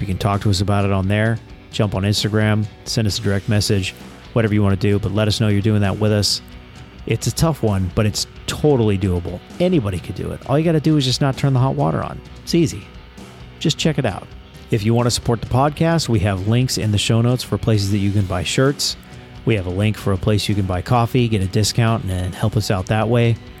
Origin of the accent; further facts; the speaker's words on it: United States; as an American